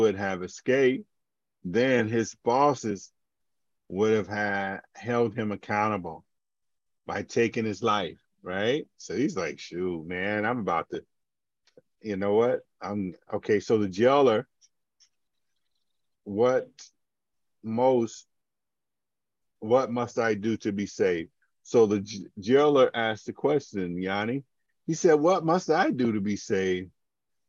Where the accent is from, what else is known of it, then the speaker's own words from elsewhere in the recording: Augusta, Georgia, United States; I grew up in Augusta, Georgia